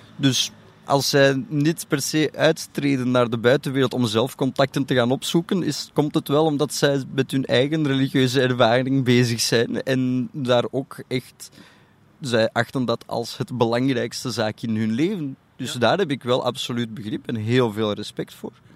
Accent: Antwerp, Flanders, Belgium; Ik heb in Antwerpen op, een privé Joodse school gezeten tot mijn 13

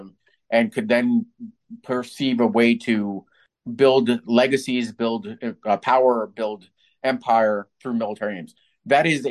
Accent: New York City, New York, United States; also born or lived in Kyiv, Ukraine; we were raised in New York City from that age of about four

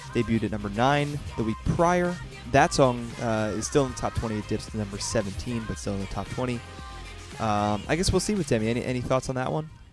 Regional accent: Philadelphia, Pennsylvania, United States; I'm from the Philly area

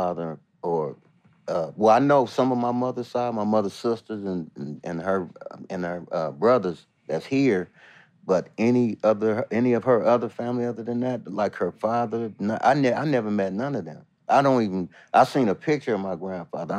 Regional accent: Long Beach, California, United States; I was born here in Long Beach, California

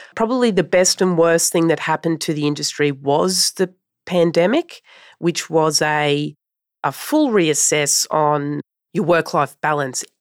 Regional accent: Brisbane, Queensland, Australia; Brisbane is my hometown

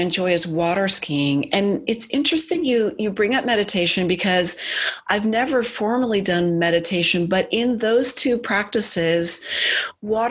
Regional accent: Silicon Valley, California, United States; I grew up in Silicon Valley

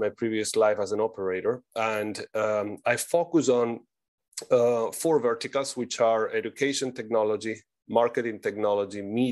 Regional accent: Argentina; moved away; I'm originally from Argentina. That's why my exotic accent

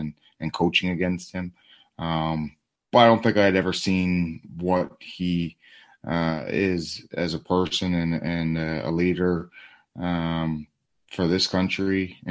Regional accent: Toronto, Ontario, Canada; we're from the Toronto area

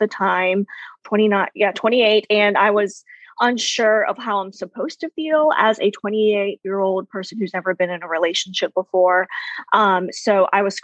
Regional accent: rural South Carolina, United States; moved away as an adult; also born or lived in Philippines; now in Atlanta, United States; I am originally from the Philippines. So my mom and dad are both Filipino, and I moved to the United States, more specifically rural South Carolina, when I was very, very young

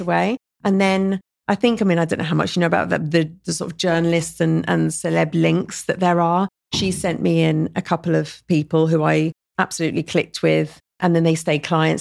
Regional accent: Surrey, South East England, United Kingdom; moved away as an adult; also born or lived in London; now in Dubai, United Arab Emirates; London's my home, and I grew up in Surrey

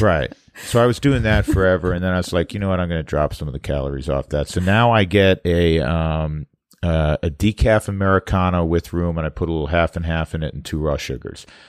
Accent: New York, United States; moved away; I'm from New York

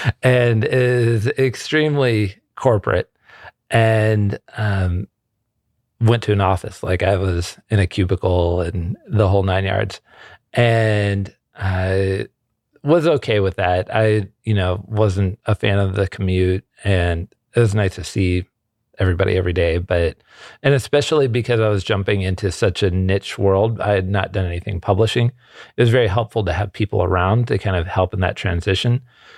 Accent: Ohio, United States; moved away as an adult; now in California, United States; I am originally from Ohio. I came out to California for college and seminary.

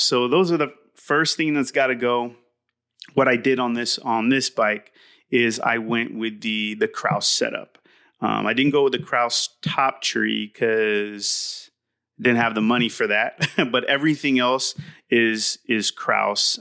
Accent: Southern California, United States; from Southern California, raised here

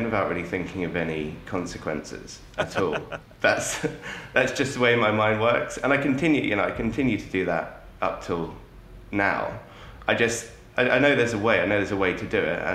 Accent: Jersey; I grew up in Jersey. I've lived here all my life

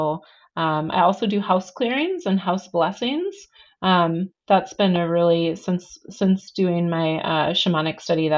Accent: Wisconsin, United States; now in Portland, United States; I grew up in the Midwest.

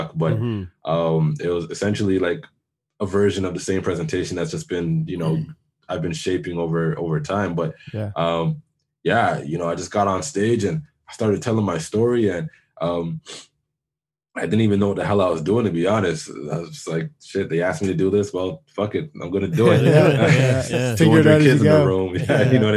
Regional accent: Toronto, Ontario, Canada; born or raised there; also born or lived in Jamaica (ancestry)

